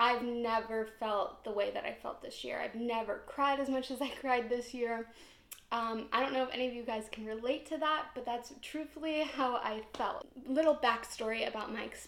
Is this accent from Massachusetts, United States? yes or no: no; Ohio, United States; I'm from Ohio.